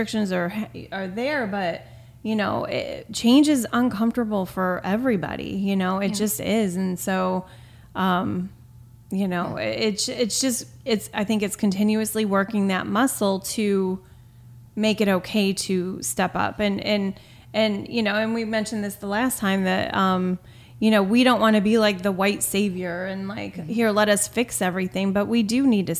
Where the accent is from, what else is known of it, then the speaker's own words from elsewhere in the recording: New York, United States; I'm from New York